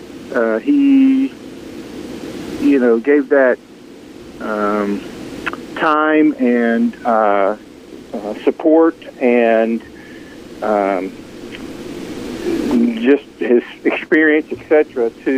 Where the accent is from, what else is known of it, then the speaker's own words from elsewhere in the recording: Memphis, Tennessee, United States; also born or lived in DeSoto County, Mississippi / Minnesota; I grew up in Memphis and DeSoto County area